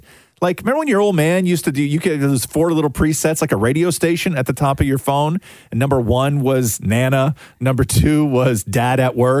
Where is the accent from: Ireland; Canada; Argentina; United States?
Canada; Montreal, Quebec; when I was growing up in Montreal